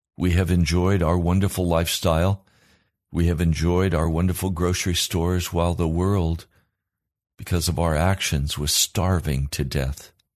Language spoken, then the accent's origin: English; United States